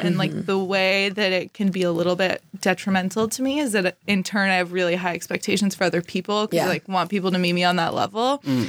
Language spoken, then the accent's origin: English; San Diego, California, United States; moved away as an adult; now in Oregon, United States; I'm from San Diego.